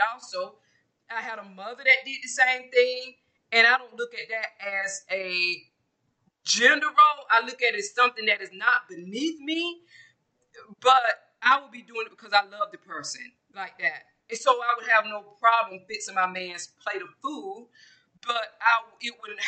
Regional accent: Georgia, United States; I'm from Georgia, I'm from the South

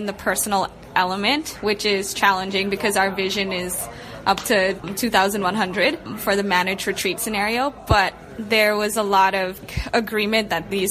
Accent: Bahamas; I'm from the Bahamas, so I experience like hurricanes all the time.

